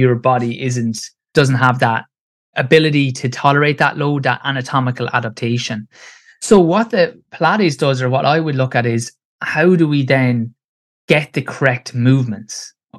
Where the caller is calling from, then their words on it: Kilkenny, Leinster, Ireland; So I'm in Ireland, so Kilkenny in Ireland. So it's southeast, it's about an hour and a half south of Dublin.